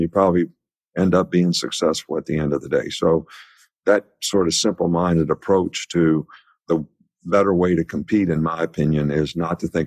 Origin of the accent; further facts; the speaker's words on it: West Virginia, United States; where I grew up in West Virginia, there was nothing else